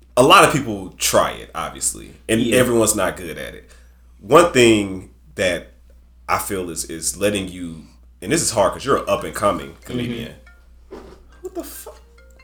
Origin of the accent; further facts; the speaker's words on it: Chicago, Illinois, United States; I'm really from Chicago.